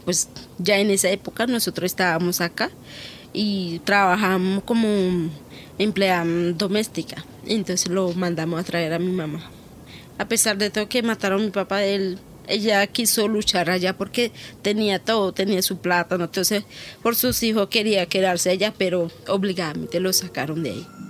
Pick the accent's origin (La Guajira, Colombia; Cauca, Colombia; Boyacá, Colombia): Cauca, Colombia; López de Micay; now in Bogotá, Colombia; Nací en López de Micay, Cauca, cerca del Timbiquí